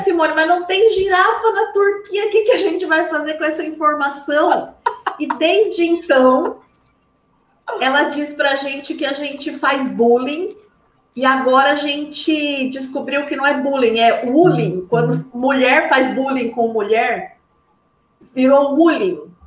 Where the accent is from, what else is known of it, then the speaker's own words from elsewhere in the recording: Brazil; also born or lived in Pinheiros, São Paulo; a gente é brasileiro